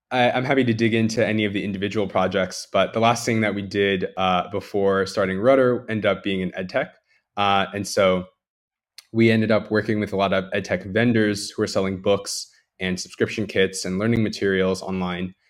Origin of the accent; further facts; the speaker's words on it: New Jersey, United States; moved away; I grew up in Jersey my entire life